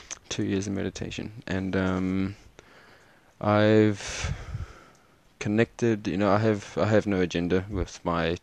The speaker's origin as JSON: {"language": "English", "town": "Cape Town", "region": "Western Cape", "country": "South Africa", "tie": "born or raised there", "said": "I was born in Cape Town"}